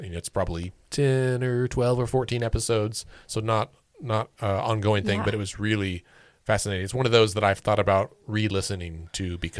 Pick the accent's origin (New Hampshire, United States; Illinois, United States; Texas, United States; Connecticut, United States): Texas, United States; Well, we're friends already. Oh. I'm also from Texas.